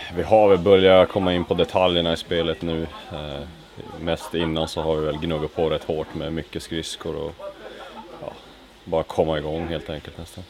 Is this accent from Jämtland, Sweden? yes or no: no; Kalix, Norrbotten County, Sweden; also born or lived in Värmdö; now in Stockholm, Sweden; Från början så kom jag uppifrån Kalix uppe i Norrbotten. Men ja, jag har bott här nere i Stockholm i typ fem år nu ungefär.